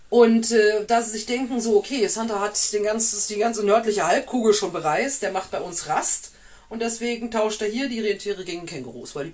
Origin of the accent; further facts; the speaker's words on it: Germany; Wir dürfen so reden, wir sind selber Deutsche.